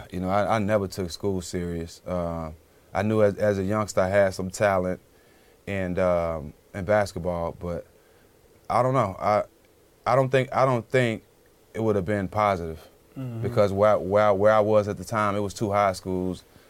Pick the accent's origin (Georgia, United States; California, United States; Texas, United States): Texas, United States; Port Arthur; moved away; I have a gymnasium in my hometown